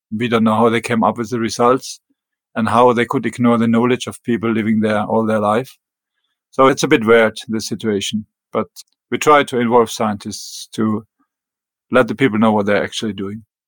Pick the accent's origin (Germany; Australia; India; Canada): Germany; English is a second language; moved away as an adult; also born or lived in northern Norway; now in Greenland; I was born in Germany and raised in Germany in small town close to the French border. So it was bilingual town